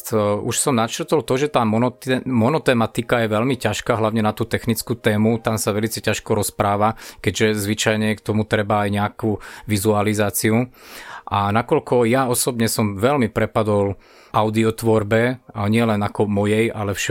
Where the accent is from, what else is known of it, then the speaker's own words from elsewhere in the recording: Stupava, Bratislava Region, Slovakia; takže ja som zo Stupavy, preto mi ostalo meno